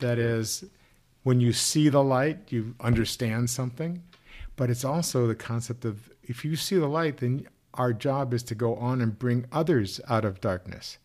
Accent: Missouri, United States; I grew up in Missouri

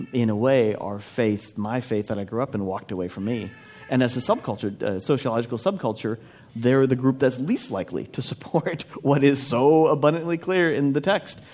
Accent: Minnesota, United States; I grew up in in Minnesota in a traditional evangelical environment

